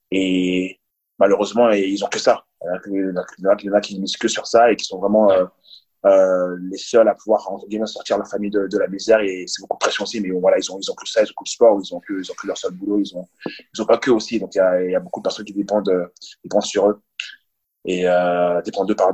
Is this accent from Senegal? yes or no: no; France; pour moi de revenir en France et vrai que je suis français